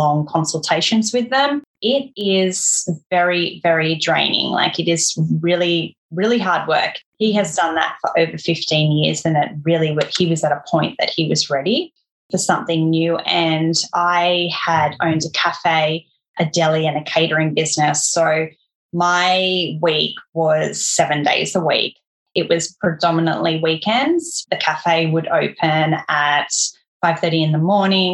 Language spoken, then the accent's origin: English; Central Coast, New South Wales, Australia; now in Tasmania, Australia; where we grew up on the Central Coast, if you're familiar with it, everywhere you're 15 minutes or so from the beach